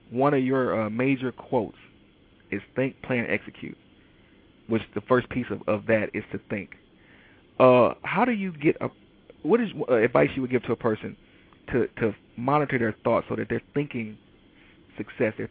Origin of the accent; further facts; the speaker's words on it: Detroit, Michigan, United States; you know, I'm from Detroit, and a lot of people in Detroit right now are dealing with the fact that, you know, Chrysler basically doesn't build cars anymore.